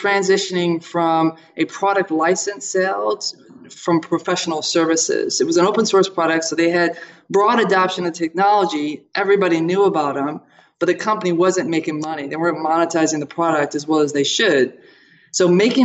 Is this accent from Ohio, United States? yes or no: yes; Toledo, Ohio, United States; I was born in Toledo, Ohio, Buckeye State